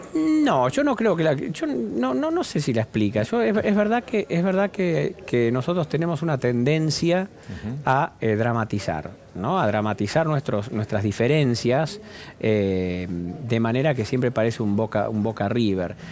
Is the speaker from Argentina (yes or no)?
yes; Argentina